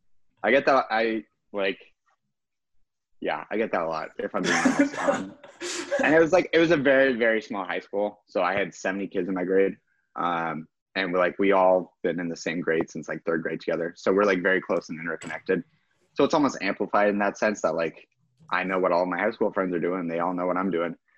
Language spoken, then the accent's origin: English; Kansas, United States; I'm from Kansas and a Packers fan